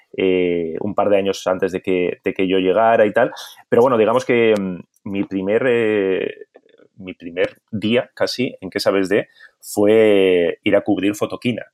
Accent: Bilbao, Basque Country, Spain; now in Barcelona, Spain; soy de Bilbao

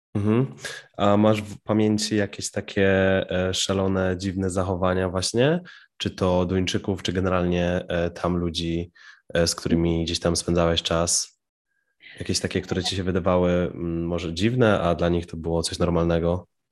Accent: Piła, Greater Poland, Poland; moje rodzinne miasto Piła

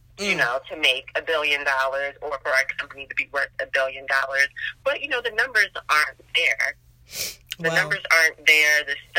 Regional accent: Baltimore, Maryland, United States; I'm originally from Baltimore, Maryland, 20-something years old, and I work in IT.

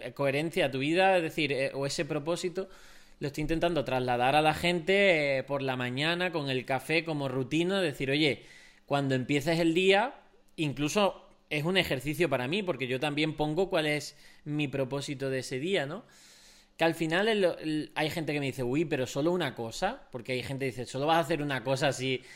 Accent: Spain; como españoles también somos muy sociales

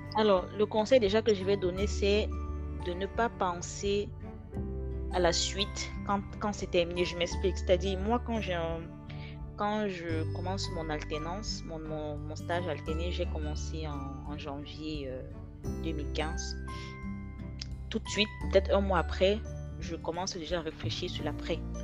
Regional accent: Douala, Littoral, Cameroon; moved away as an adult; now in France; je viens de Douala, donc euh, Douala, très très chaud

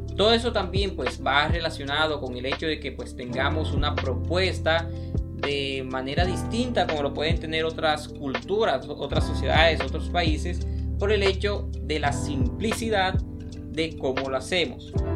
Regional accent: Colombia; nos compone a nosotros como colombianos

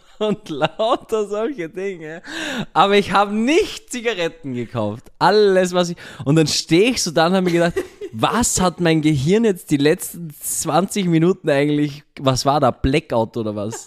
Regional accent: Austria; now in Linz, Austria; zumindest bei uns in Österreich

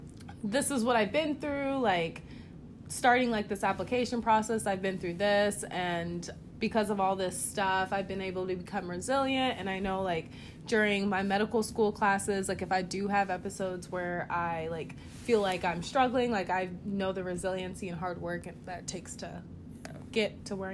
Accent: Ghana; born there; also born or lived in Connecticut / Georgia / Missouri / Kansas; I was born in Ghana, like, I lived in Connecticut, then Georgia, and then, like, Missouri, then Kansas.

